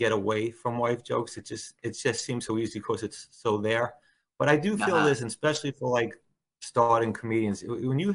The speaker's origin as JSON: {"language": "English", "town": "Bayonne", "region": "New Jersey", "country": "United States", "tie": "born or raised there", "also_born_or_lived": "Staten Island, New York"}